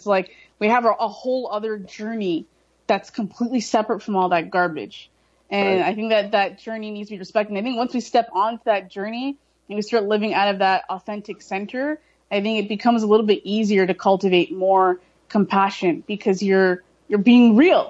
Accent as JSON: {"language": "English", "town": "Brampton", "region": "Ontario", "country": "Canada", "tie": "born or raised there", "also_born_or_lived": "Toronto", "said": "growing up here in Brampton, growing up in Toronto, it's cliquish"}